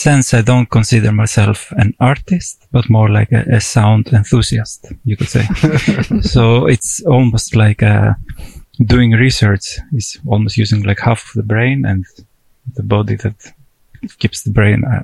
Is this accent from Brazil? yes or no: no; Greece; moved away as an adult; now in Tromsø, Norway; I'm from Greece